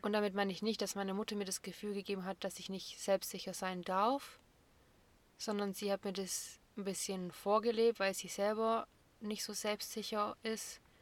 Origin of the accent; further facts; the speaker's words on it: Böblingen, Baden-Württemberg, Germany; ich bin 1996 in Böblingen geboren